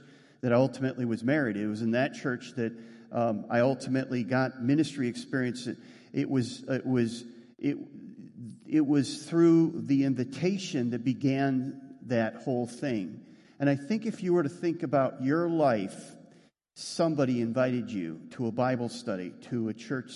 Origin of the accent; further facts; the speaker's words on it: Western New York, United States; also born or lived in Rochester, New York; I grew up in Western New York